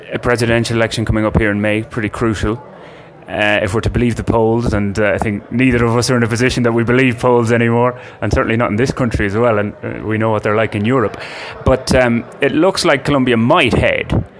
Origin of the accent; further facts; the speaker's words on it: Ireland; as Irish people